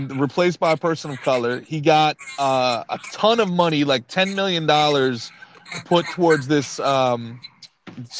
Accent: Northeast, United States; I grew up in the Northeast

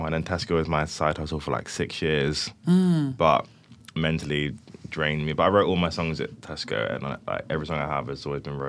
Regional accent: Cheltenham, South West England, United Kingdom; I'm 23. I'm a rapper from Cheltenham.

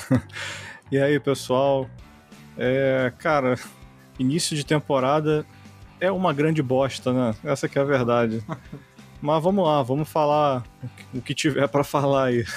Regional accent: Rio de Janeiro, Brazil; na minha infância no Rio de Janeiro, quando jogava pelado com meus amigos

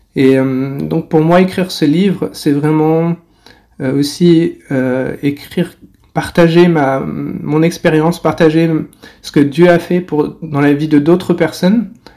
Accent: France; moved away as an adult; now in China; je suis français et euh, je vis en Chine depuis 10 ans

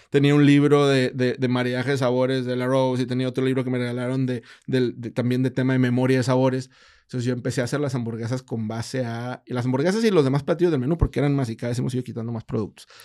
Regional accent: Monterrey, Nuevo León, Mexico; pues somos regios

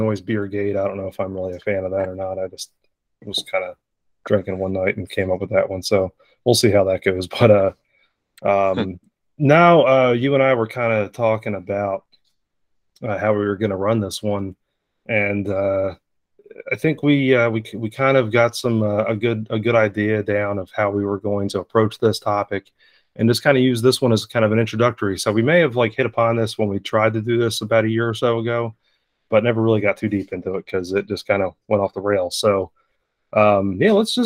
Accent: Northeast, United States; Growing up in the Northeast

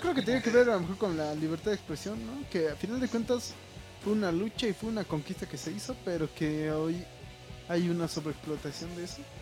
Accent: Mexico; estamos, güey, sobreviviendo, güey, como buenos mexicanos

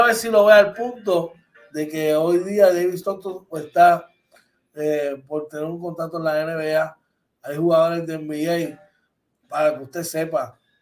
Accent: Puerto Rico; nosotros como boricua

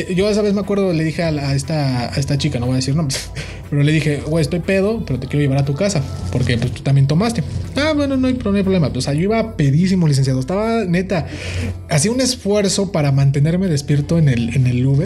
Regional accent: Mexico; como buen estudiante mexicano

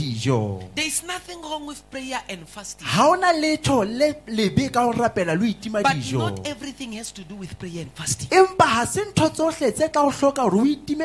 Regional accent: South Africa; Majority of us in this place are South African citizens

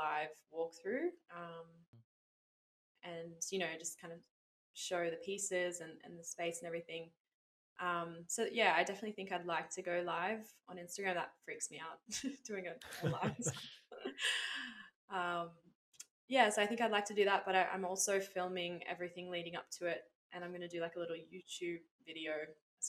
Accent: Lennox Head, New South Wales, Australia; my hometown here in Lenox

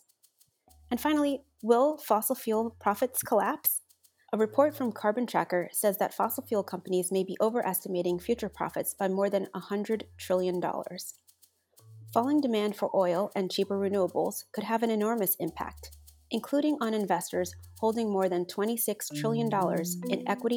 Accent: New York City, New York, United States; I was born in Queens

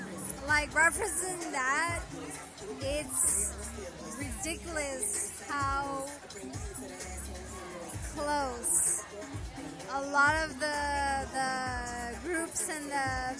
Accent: Arlington, Texas, United States; also born or lived in New Orleans; I'm from Arlington, Texas, but I was born in New Orleans.

